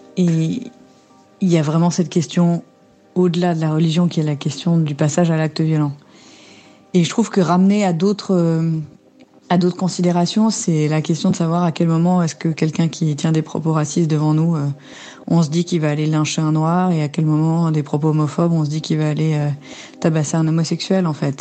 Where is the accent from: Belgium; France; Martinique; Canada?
Belgium; Brussels, Brussels-Capital Region; moved away; Bruxelles, c'est ma ville natale, c'est là où j'ai grandi